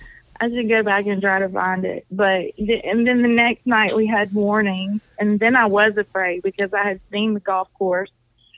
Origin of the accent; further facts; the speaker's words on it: Decatur, Georgia, United States; also born or lived in Stockbridge, Georgia / Conyers, Georgia; now in near Savannah, United States; I'm from up there. I was born in Decatur.